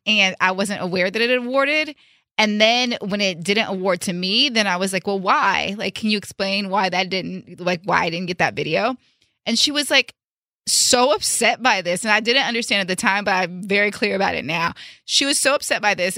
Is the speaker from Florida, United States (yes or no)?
no; Richmond, California, United States; coming from a city that we're from Richmond, California